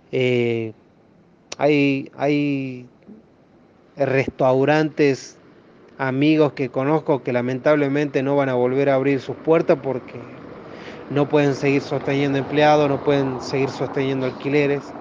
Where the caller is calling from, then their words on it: Cafayate, Salta, Argentina; Hola, soy …, de Cafayate, provincia de Salta, Argentina, uno de los lugares más turísticos